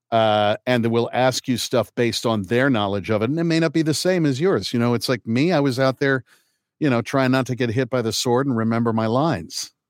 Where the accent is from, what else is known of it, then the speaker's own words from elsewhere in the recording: Kokomo, Indiana, United States; also born or lived in Manhattan, New York; was born at Manhattan Lying In Hospital and lived in Lincoln Towers until I was two. Uh, so right off of West End there, and then um, moved to Kokomo, Indiana.